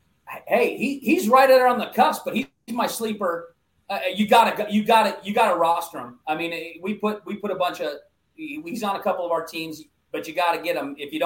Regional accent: Alaska, United States; I'm from Alaska.

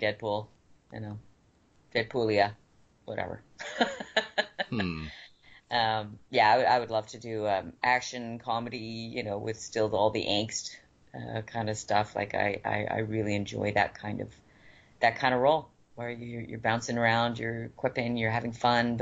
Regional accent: Vancouver, British Columbia, Canada; I'm from Vancouver

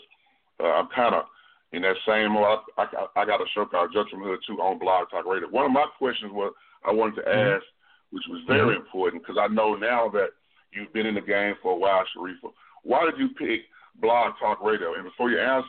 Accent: Texas, United States; I'm from Texas

